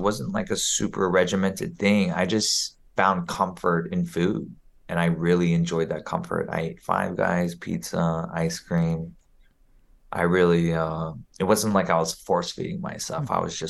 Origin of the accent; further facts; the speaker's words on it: Juneau, Alaska, United States; born there; also born or lived in Germany; you know, I was born in Juneau, Alaska.